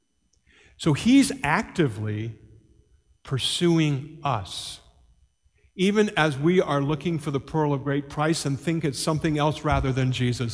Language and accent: English; Ireland; as an Irishman